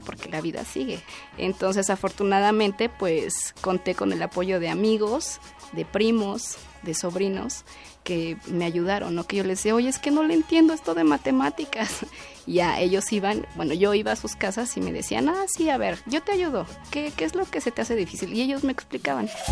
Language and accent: Spanish; Mexico City, Mexico; Yo soy originaria de Milpa Alta, que es uno de los pueblos del sur de la Ciudad de México